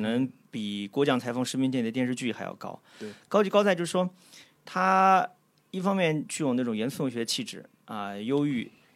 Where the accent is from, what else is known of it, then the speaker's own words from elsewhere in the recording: China; 在我们中国人看其实是多少有点好笑的。说句实话啊，站在中国人角度